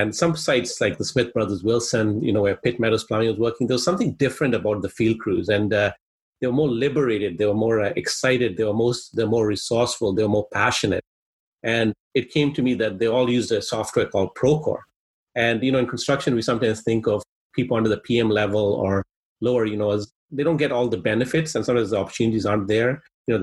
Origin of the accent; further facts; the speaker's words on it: Kenya; first language Swahili; English is a second language; now in Canada; I'm originally actually from Kenya, East Africa